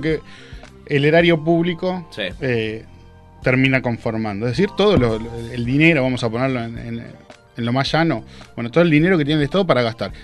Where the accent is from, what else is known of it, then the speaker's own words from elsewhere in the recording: Argentina; somos los argentinos